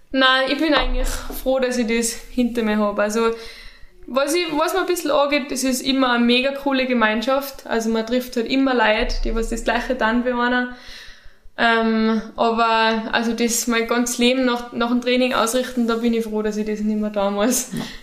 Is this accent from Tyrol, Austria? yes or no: yes; St. Jakob in Haus, Tyrol, Austria; moved away as an adult; now in Innsbruck, Austria; meiner Heimat